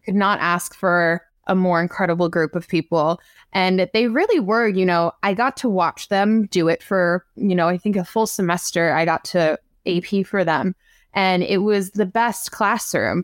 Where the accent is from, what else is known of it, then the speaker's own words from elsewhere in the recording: Long Island, New York, United States; I'm from Long Island